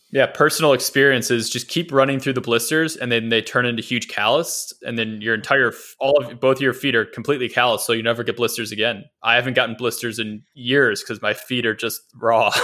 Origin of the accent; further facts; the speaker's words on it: Midwest, United States; also born or lived in Dallas, Texas; now in San Francisco, United States; growing up in the Midwest